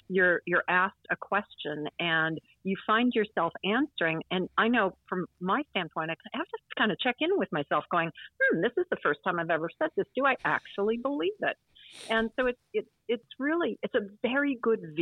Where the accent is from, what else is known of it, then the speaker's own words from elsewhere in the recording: Oconomowoc, Wisconsin, United States; accent: Wisconsin; moved away; also born or lived in New Zealand; my home state. And we won't even get into my hometown, which is Oconomowoc